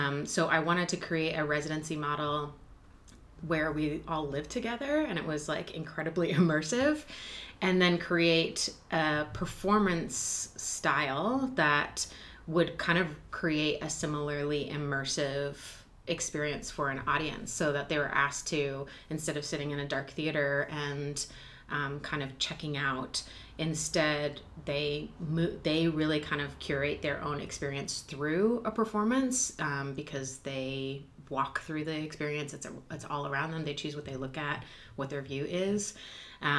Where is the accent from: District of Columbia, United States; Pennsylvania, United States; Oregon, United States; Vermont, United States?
Vermont, United States; Jericho; also born or lived in New York; now in Tacoma, United States; I'm originally from a tiny town called Jericho, Vermont